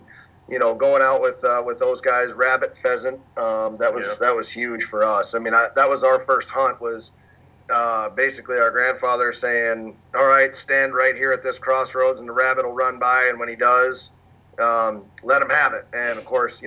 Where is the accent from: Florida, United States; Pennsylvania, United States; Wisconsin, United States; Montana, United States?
Pennsylvania, United States; Pittsburgh; Casey and I, we grew up in Western Pennsylvania